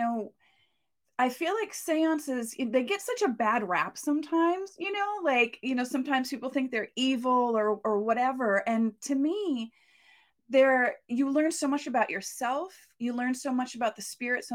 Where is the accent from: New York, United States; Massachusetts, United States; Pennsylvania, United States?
Massachusetts, United States; I grew up in Massachusetts